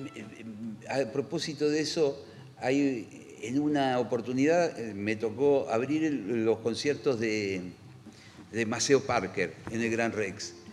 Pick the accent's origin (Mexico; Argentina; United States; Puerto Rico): Argentina; somos argentinos.